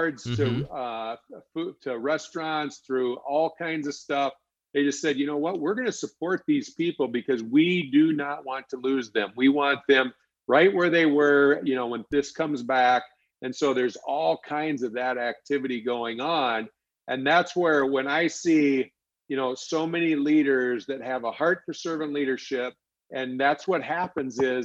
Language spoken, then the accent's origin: English; Alexandria, Minnesota, United States; I'm from Alexandria, Minnesota.